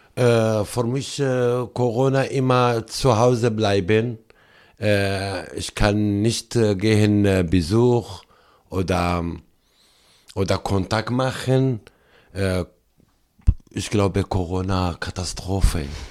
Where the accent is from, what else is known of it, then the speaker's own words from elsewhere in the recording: Syria; German is a second language; moved away as an adult; now in Delbrück, Germany; ich komme aus Syrien